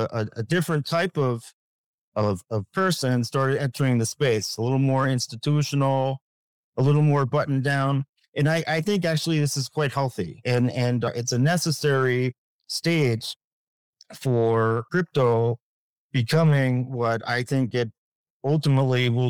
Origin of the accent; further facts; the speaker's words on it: United States; I'm an American